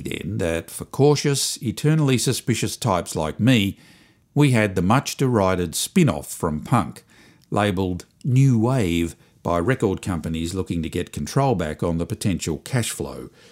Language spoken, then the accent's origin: English; Springvale, Victoria, Australia; I came from Springvale.